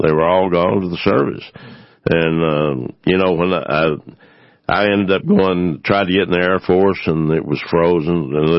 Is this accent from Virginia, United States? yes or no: no; Diboll, Texas, United States; moved away as an adult; also born or lived in Lufkin, Texas; Dieball was a great place to grow up.